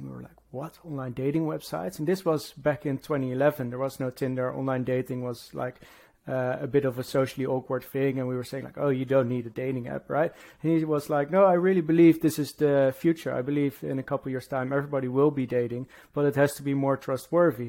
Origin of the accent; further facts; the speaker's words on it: Netherlands; moved away as an adult; now in London, United Kingdom; from the Netherlands, living in London. I've been living here now for about 10 years